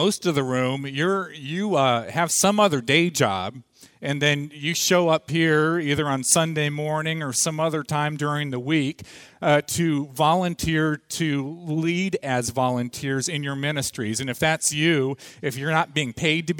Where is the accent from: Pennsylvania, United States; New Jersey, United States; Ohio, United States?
Ohio, United States; moved away as an adult; now in Atlanta, United States; We live down in Atlanta now, so that's why she's down there. We grew up in Ohio